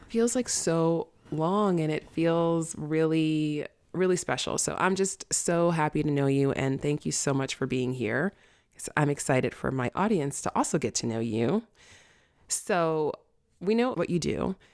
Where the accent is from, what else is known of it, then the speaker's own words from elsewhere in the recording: New York City, New York, United States; also born or lived in Manhattan; I grew up in the South Bronx